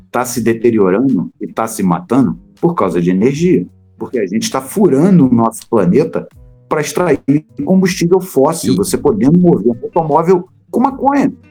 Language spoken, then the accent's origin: Portuguese; Rio de Janeiro, Brazil; Sou do Rio de Janeiro